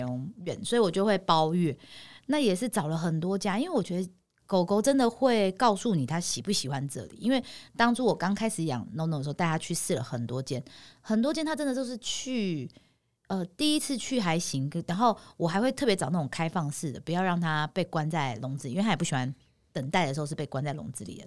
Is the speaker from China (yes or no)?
no; Taipei, Taiwan; 我们每次的穿着到哪，人家都知道我们是台北人